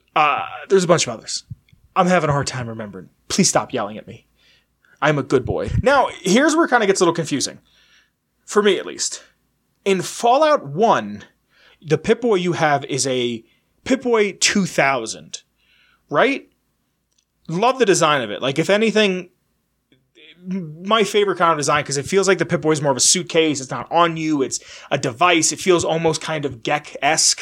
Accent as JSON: {"language": "English", "region": "Pennsylvania", "country": "United States", "tie": "born or raised there", "said": "go back to my home state of Pennsylvania"}